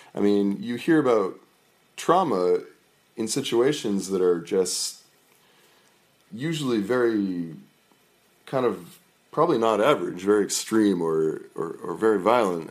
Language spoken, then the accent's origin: English; Merrimack, New Hampshire, United States; I grew up in New Hampshire, in a, in a, in Merrimack, New Hampshire.